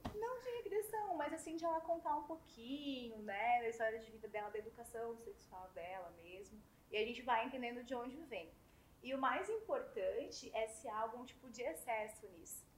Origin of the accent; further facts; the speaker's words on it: Blumenau, Santa Catarina, Brazil; now in Salvador, Brazil; eu sou de Blumenau, Santa Catarina